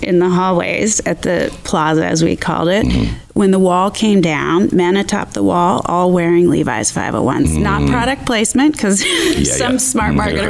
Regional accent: Philadelphia, Pennsylvania, United States; I'm from Philadelphia.

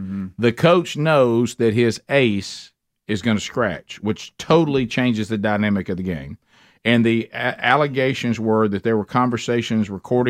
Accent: Oxford, Alabama, United States; my hometown last night at the OPAC, Oxford Performing Arts Center.

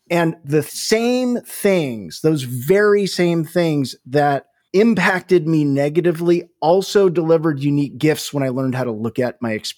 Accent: California, United States; So I grew up in Northern California.

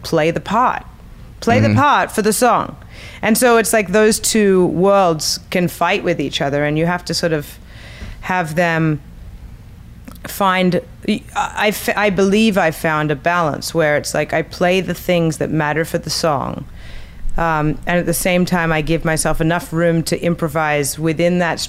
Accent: Australia; now in New York, United States; I'm Australian

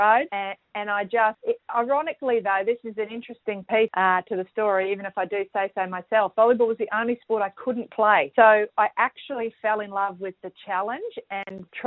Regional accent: Brisbane, Queensland, Australia; also born or lived in Townsville; we moved from Townsville to Brisbane. Dad got a transfer in his job

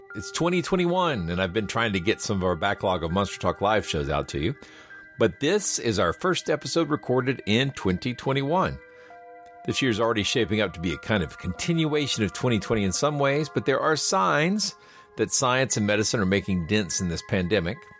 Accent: the South, United States; growing up in the South

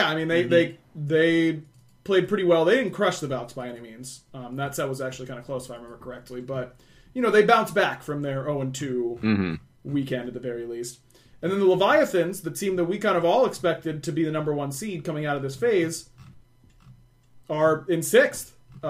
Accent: England, United Kingdom; I am an English player, right, on this question.

